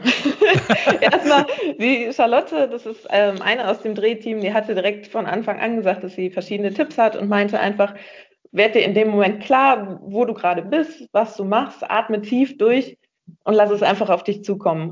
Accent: Rheinberg, North Rhine-Westphalia, Germany; weil ich vom Niederrhein komme, aus einem kleinen Dörfchen namens Rheinberg

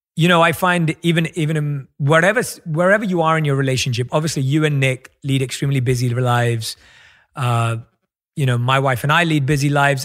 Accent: London, United Kingdom; born or raised there; moved away

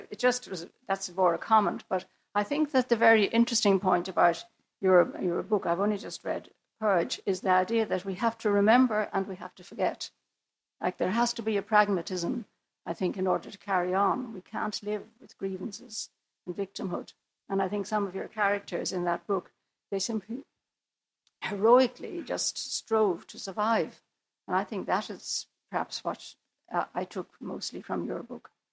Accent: Ireland; we are speaking English, and we would still consider ourselves Irish

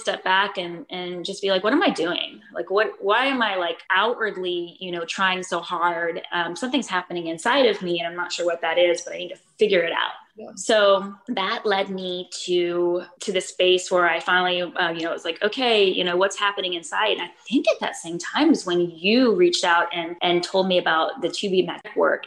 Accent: Florida, United States; moved away as an adult; now in Austin, United States; I'm from Florida originally

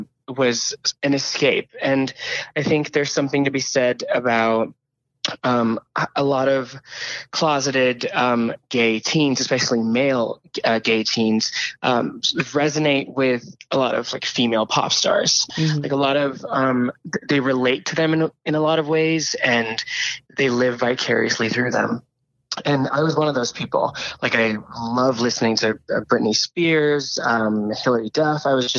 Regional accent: India; I grew up in India, as I said, and pop music and listening to music was always sort of an escape for me.

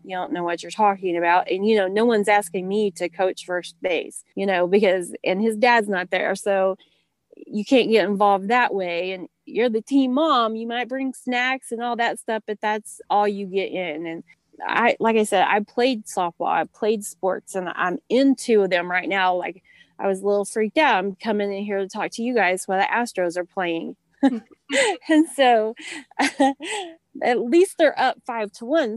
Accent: Oklahoma, United States; moved away as an adult; now in Texas, United States; I'm actually from Oklahoma and we moved to a little town in Texas about seven years ago

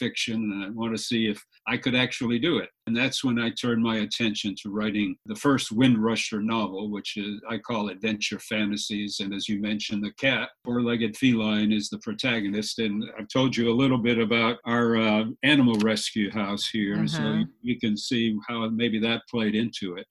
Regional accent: Fort Lauderdale, Florida, United States; also born or lived in Jacksonville, Florida; I've been a Floridian for most of my life. I grew up in Fort Lauderdale

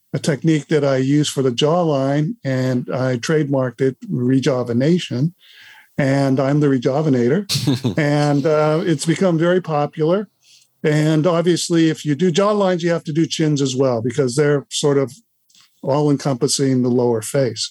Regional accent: Los Angeles, California, United States; moved away as an adult; now in Santa Rosa Beach, United States; I live in Santa Rosa Beach, Florida, which is in the Panhandle. And I grew up in Los Angeles, moved to Florida about 16, 17 years ago.

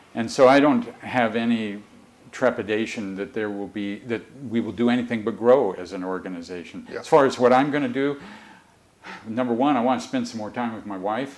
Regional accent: Mercer Island, Washington, United States; I grew up on Mercer Island

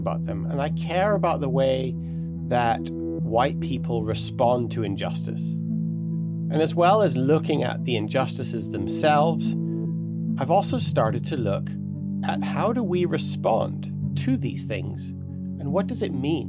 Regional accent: Canada; I grew up on Blackfoot territory.

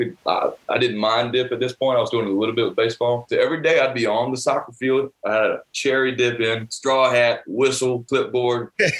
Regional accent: North Carolina, United States; growing up in North Carolina on Tobacco Road

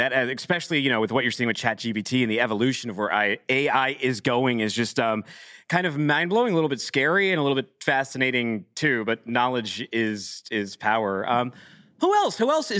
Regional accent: Massachusetts, United States; I'm from Massachusetts

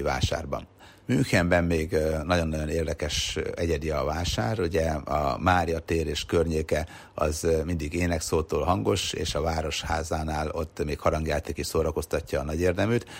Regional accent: Sopron, Győr-Moson-Sopron, Hungary; egyébként én Soproni vagyok

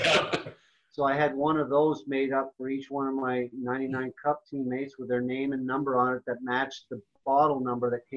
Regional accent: Canada; moved away as an adult; also born or lived in North Dakota / Chicago; now in United States; I grew up in Canada

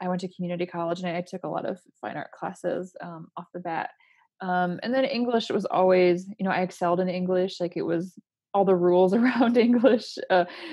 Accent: Port Huron, Michigan, United States; moved away as an adult; I was born and raised in a small town in Michigan called Port Huron.

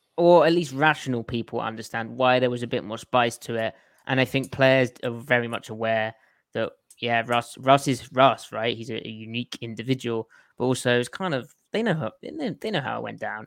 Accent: United Kingdom; moved away; being British

